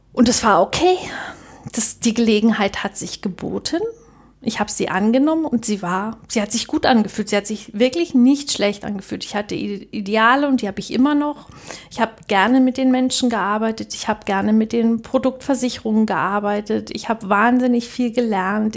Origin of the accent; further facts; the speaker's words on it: Germany; bei uns in der DDR